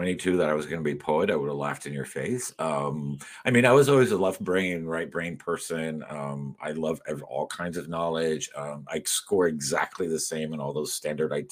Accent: Miami, Florida, United States; also born or lived in Madrid, Spain / New York / Cuba; Growing up in Miami and in Westchester in particular, when it wasn't completely Cuban in 1972

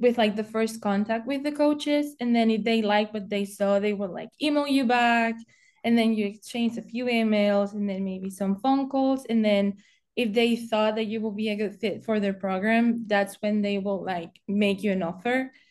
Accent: Spain; moved away as an adult; now in Indianapolis, United States; I'm originally from Spain, and I'm 20 years old, and I moved into the United States um, when I was 18

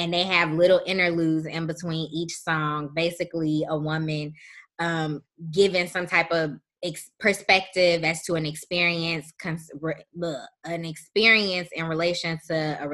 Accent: Chicago, Illinois, United States; I am from Chicago

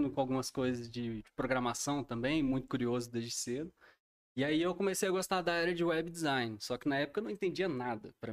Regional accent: Alfenas, Minas Gerais, Brazil; also born or lived in Belo Horizonte, Brazil; Então, eu sou daqui de Alfenas, eu nasci aqui. É, eu mudei para BH com 18 anos para fazer faculdade.

